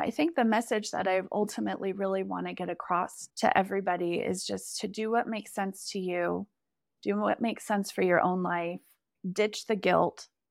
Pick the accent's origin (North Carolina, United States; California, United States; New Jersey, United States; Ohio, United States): California, United States; South Lake Tahoe; also born or lived in Bellingham / Seattle / Napa; we moved back to my hometown of South Lake Tahoe.